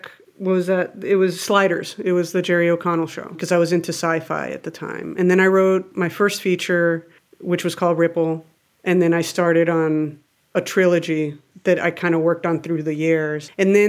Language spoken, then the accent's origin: English; Mexico; Because I grew up in Mexico.